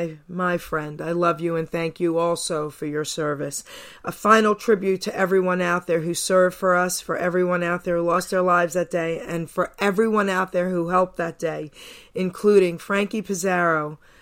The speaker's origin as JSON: {"language": "English", "region": "New York", "country": "United States", "tie": "born or raised there", "said": "a personal friend of mine that I grew up with in New York, Nikki Rotondo."}